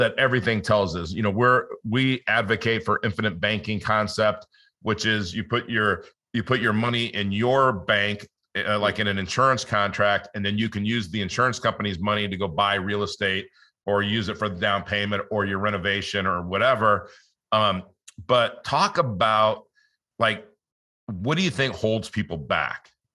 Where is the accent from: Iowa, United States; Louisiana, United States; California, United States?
California, United States; Los Angeles; I grew up in Los Angeles